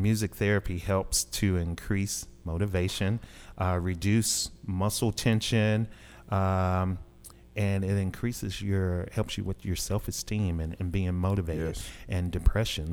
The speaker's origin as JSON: {"language": "English", "town": "Dumas", "region": "Arkansas", "country": "United States", "tie": "born or raised there", "also_born_or_lived": "Kansas City / Albuquerque, New Mexico", "said": "I'm I'm from Arkansas. I'm a, a, local guy. I grew up in Southeast Arkansas, Dumas"}